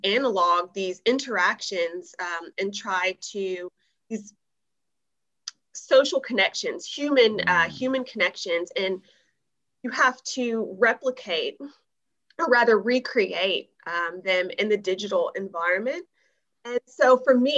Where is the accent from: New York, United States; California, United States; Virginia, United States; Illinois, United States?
Illinois, United States; Chicago; moved away as an adult; also born or lived in Champaign-Urbana, Illinois; now in Melbourne, Australia; I am from Illinois, from Chicago, went to high school in Champaign, Urbana, and about 7 years ago, came over to Australia, Melbourne in particular